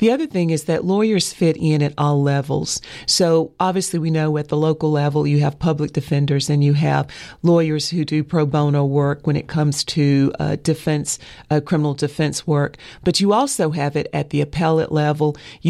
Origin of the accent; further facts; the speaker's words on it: Asheville, North Carolina, United States; Born and raised in Asheville, yes.